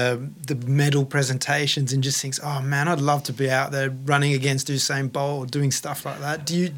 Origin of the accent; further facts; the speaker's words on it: Australia; Hey, I'm Australian.